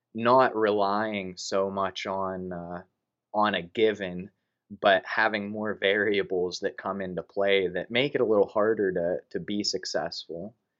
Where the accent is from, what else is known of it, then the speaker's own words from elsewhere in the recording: Punxsutawney, Pennsylvania, United States; born and raised in Punxsutawney, Pennsylvania